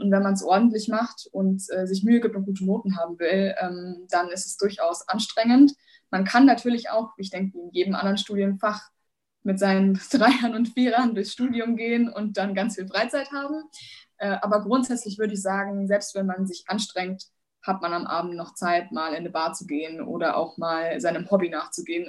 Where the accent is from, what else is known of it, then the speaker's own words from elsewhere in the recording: Bavaria, Germany; Ich komme aus Bayern